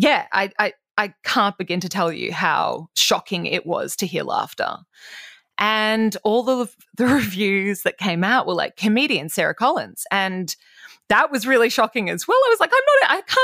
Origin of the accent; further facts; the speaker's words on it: Toowoomba, Queensland, Australia; my growing up in Toowoomba.